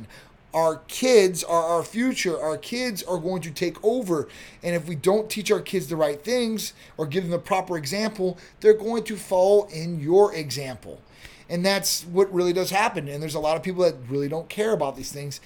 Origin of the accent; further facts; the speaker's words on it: Chicago, Illinois, United States; moved away; I'm from Chicago area.